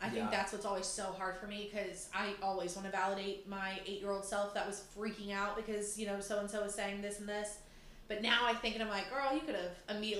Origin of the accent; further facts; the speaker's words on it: United States; I stuck out so hard as an American.